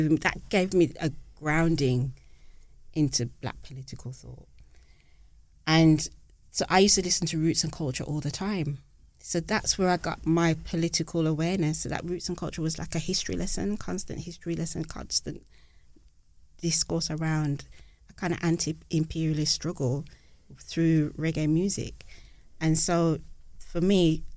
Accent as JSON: {"language": "English", "town": "Birmingham", "region": "West Midlands", "country": "United Kingdom", "tie": "born or raised there", "said": "as a young girl growing up in Birmingham"}